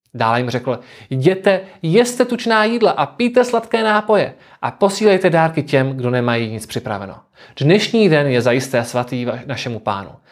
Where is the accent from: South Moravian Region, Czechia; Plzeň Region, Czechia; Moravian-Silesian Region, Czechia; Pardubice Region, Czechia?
South Moravian Region, Czechia; pocházím z Jižní Moravy, konkrétně z jednoho z tamních vinařských regionů